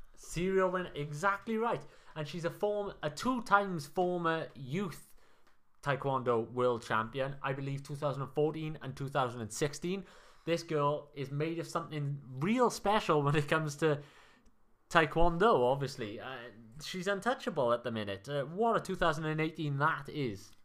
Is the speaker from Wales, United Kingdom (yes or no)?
yes; Wales, United Kingdom